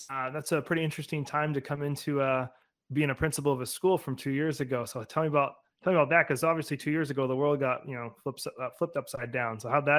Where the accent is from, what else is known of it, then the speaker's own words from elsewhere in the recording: Alaska, United States; moved away; I'm originally, you know, I'm from Alaska. So I was right outside a military base.